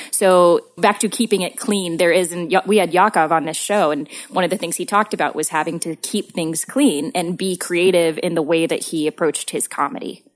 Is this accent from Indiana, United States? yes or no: no; Southern Missouri, United States; growing up in Southern Missouri